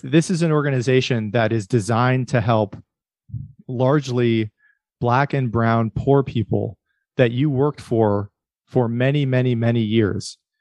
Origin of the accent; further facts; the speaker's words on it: Erie, Pennsylvania, United States; I grew up in Pennsylvania too. Um, I'm from Erie